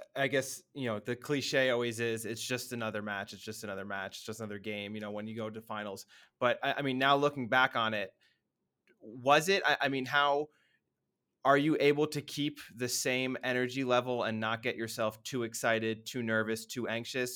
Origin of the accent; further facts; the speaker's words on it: United States; as an American